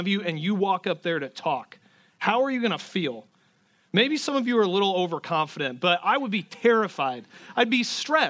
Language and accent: English; Garner, Iowa, United States; moved away; There's a lot of people here from my hometown. There's like a Garner, Iowa pipeline in this church